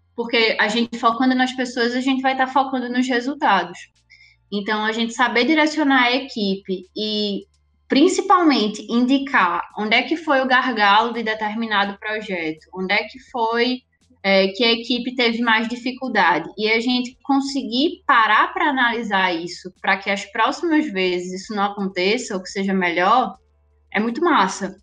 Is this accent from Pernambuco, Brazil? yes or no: yes; Recife, Pernambuco, Brazil; moved away as an adult; now in Natal, Brazil; eu sou de Recife. Vim para cá para poder fazer faculdade, saí de Recife e vim para Natal para estudar na UFRN jornalismo